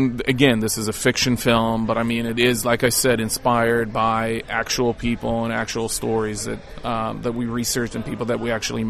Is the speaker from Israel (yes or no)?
yes; Israel; moved away; And I'm originally from there. I was born and raised in Israel